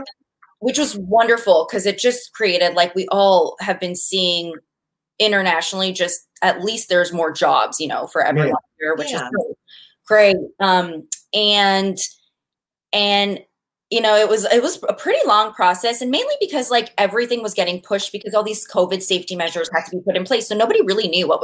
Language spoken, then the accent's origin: English; Calgary, Alberta, Canada; we're actually from Calgary, so we're from the same hometown